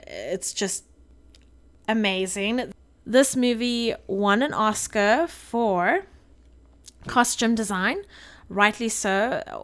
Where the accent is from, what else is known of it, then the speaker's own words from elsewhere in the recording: South Africa; moved away; being a South African